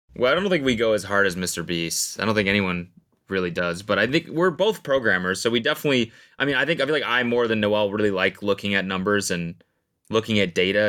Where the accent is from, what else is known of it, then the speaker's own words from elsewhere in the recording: Canada; moved away as an adult; now in United States; I'm Canadian